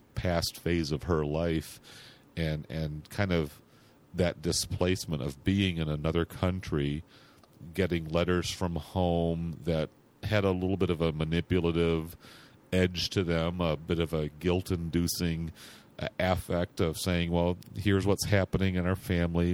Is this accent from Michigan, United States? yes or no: yes; Grand Rapids, Michigan, United States; moved away as an adult; also born or lived in San Francisco; my hometown of Grand Rapids, Michigan, which is where I live now